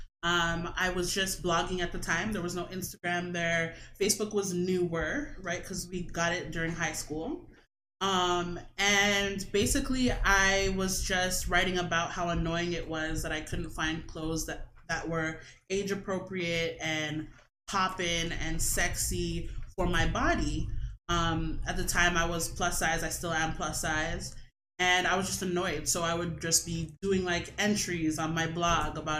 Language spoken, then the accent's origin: English; Toronto, Ontario, Canada; also born or lived in Brampton; I was born and raised in Toronto and Brampton